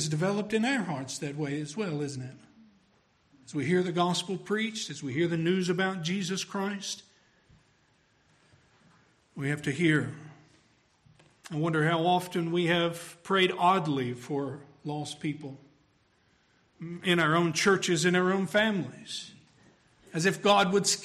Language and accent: English; Tennessee, United States; We're from Tennessee